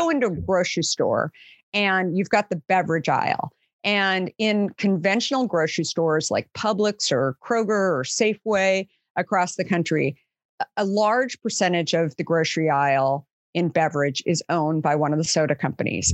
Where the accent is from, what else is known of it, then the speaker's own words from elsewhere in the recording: Arizona, United States; I grew up in Arizona